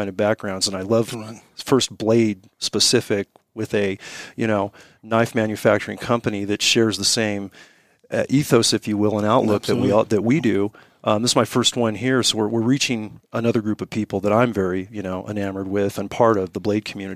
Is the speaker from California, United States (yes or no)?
yes; Morgan Hill, California, United States; moved away as an adult; now in Montana, United States; Born and raised in the Silicon Valley, have family in Montana.